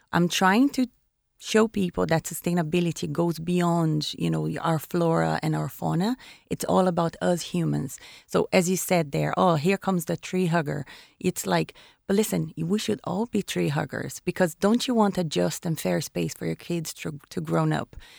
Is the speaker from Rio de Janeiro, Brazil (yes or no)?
yes; Rio de Janeiro, Brazil; moved away as an adult; also born or lived in Caribbean; now in Ireland; I was born in Rio de Janeiro, eh, by the ocean